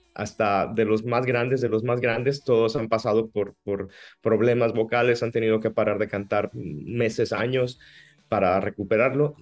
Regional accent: Navojoa, Sonora, Mexico; accent: sonorense; moved away as an adult; also born or lived in Ciudad Obregón, Sonora / Hermosillo, Sonora / Mexico City / Italy; nací en Obregón, me crié en Navojoa y, en la preadolescencia me fui a Hermosillo con mi familia

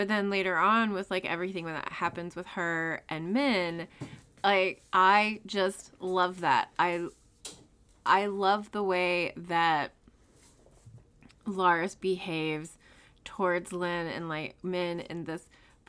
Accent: United States; I'm an American.

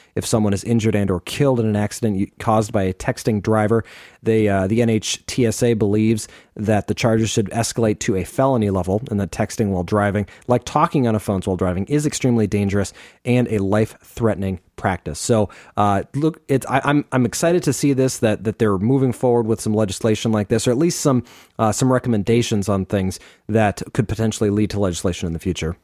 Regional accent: Phoenix, Arizona, United States; born or raised there

